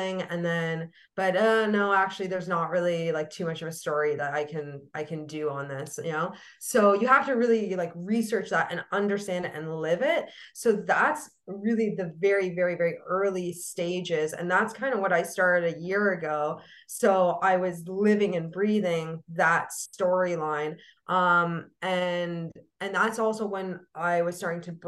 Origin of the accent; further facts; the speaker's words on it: Canada; as a Canadian